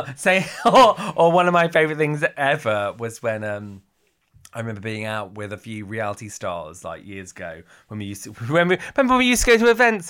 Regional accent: Cornwall, South West England, United Kingdom; moved away; I'm originally from Cornwall

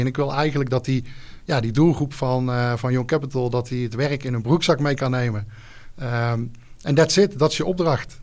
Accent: Gilze, North Brabant, Netherlands; Ik kom uit Gilze, een mooi dorpje in, in Brabant. daar woon ik samen met mijn vrouw, twee kids

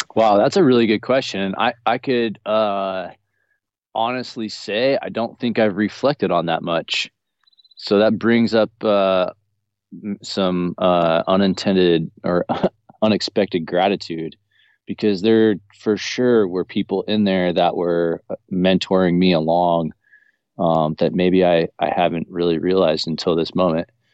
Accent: Garden Valley, United States; also born or lived in Orange, California; now in Florida, United States; where I was born in Southern California in uh, Orange County in the city of Orange. Um, I, my parents had us living there the first eight years of my life before we moved up to Garden Valley here

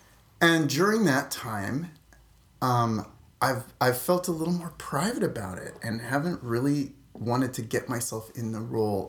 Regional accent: Saskatoon, Saskatchewan, Canada; Saskatoon, Saskatchewan. That's a real place.

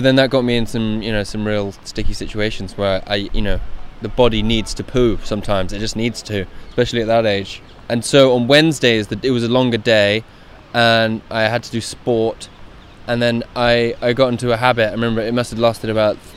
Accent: Guildford, South East England, United Kingdom; I'm from below London, a place called Guildford. That's where I grew up

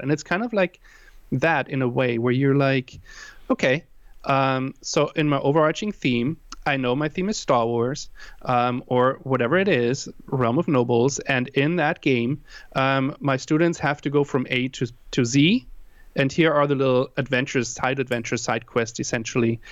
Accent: Germany; also born or lived in Hawaii; now in San Diego, United States; I am originally from Germany. That's why I have that weird, uh, uh, what, what would you call it, accent

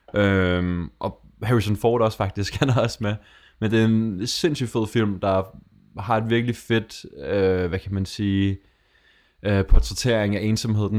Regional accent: Denmark; noget, der som dansker, jeg stikker lidt ud

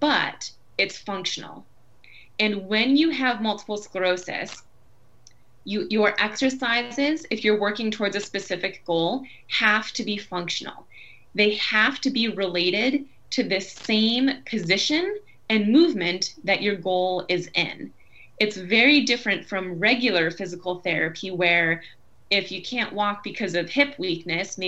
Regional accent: Buffalo, New York, United States; moved away as an adult; also born or lived in Boston; today I am near Buffalo, New York. So I moved back to my hometown about a year ago

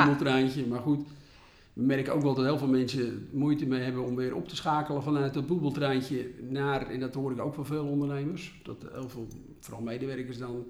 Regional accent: Volendam, North Holland, Netherlands; Ik kom uit Volendam

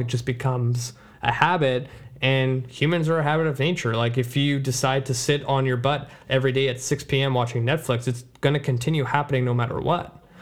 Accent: Surrey, British Columbia, Canada; Surrey is my hometown where I grew up

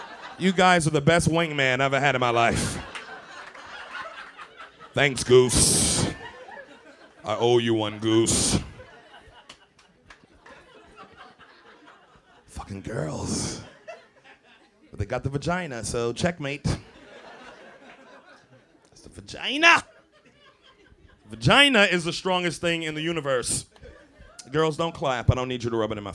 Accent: New York City, New York, United States; I'm from Brooklyn, too.

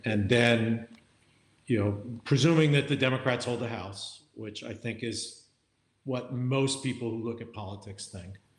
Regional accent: Wilmington, Delaware, United States; moved away; in my home state of Delaware. You know, Joe, Joe Biden and I are fellow Delawareans.

